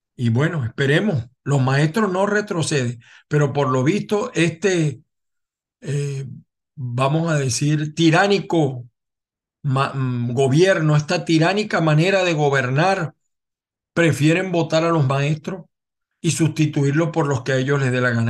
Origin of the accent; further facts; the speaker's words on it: Venezuela; como venezolano